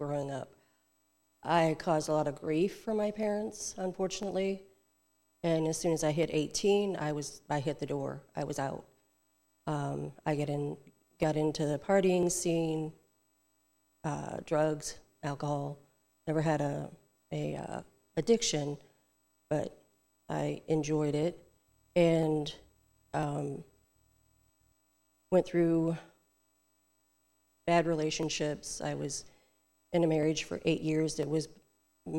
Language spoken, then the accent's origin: English; South Bend, Indiana, United States; moved away as an adult; now in Tallahassee, United States; Northern Indiana, South Bend area.